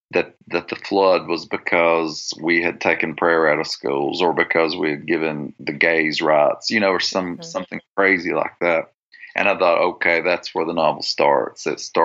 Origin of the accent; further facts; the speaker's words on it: the South, United States; no matter where I go in the world, if I tell them I'm from the South, and then if I would say I'm Christian, a lot of people would have an instant idea.